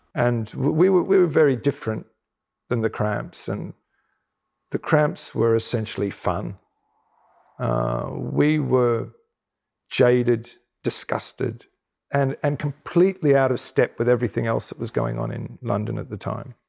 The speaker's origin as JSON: {"language": "English", "country": "Australia", "said": "as an Australian"}